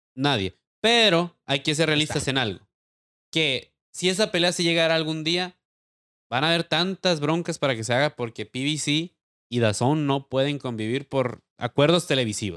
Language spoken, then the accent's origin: Spanish; Mexico; como mexicano